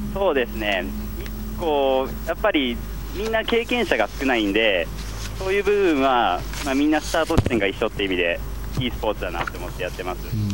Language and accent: Japanese; Nagoya, Aichi, Japan; 名古屋市から来ました